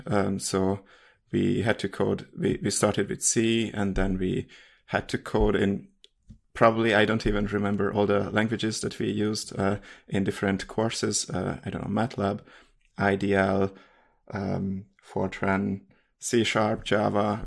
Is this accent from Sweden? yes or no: no; Hungary; English is a second language; moved away as an adult; now in Munich, Germany; I'm from Hungary and I live in Germany, Munich.